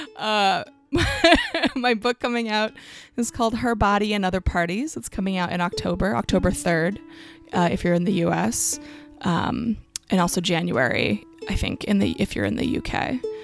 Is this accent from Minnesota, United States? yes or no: no; Allentown, Pennsylvania, United States; moved away; I grew up in Allentown, um, but we did move.